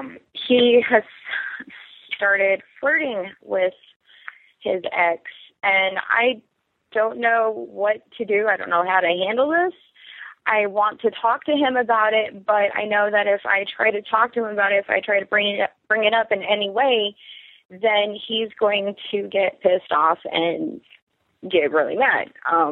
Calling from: Anchorage, Alaska, United States; I'm calling from Anchorage, Alaska. 25 and recently married.

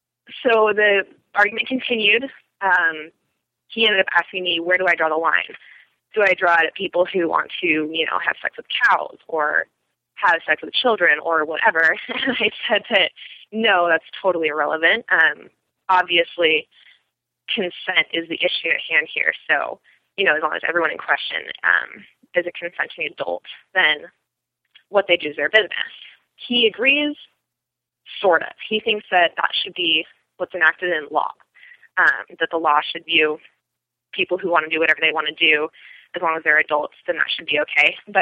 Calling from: Portland, Oregon, United States; I'm calling from Portland, Oregon.

